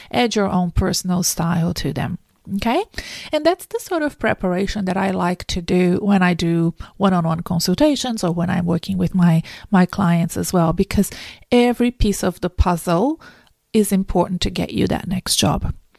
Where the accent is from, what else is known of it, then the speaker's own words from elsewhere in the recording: Brazil; English is a second language; moved away as an adult; now in Melbourne, Australia; I wasn't born in Australia. I've been here for twenty years. I'm from South America. I'm from Brazil originally